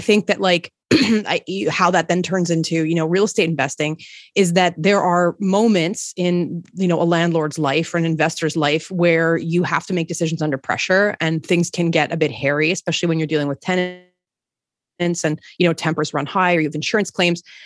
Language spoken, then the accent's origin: English; Montreal, Quebec, Canada; moved away as an adult; also born or lived in Toronto; I'm from Montreal